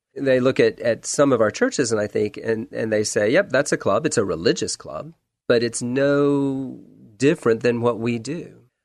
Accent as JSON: {"language": "English", "town": "Charleston", "region": "South Carolina", "country": "United States", "tie": "born or raised there", "also_born_or_lived": "Texas / Washington, D.C.", "moved": "as an adult", "lives_now": "Portland, United States", "said": "Born in Texas, grew up within the sound of the waves of the Atlantic Ocean in Charleston, South Carolina."}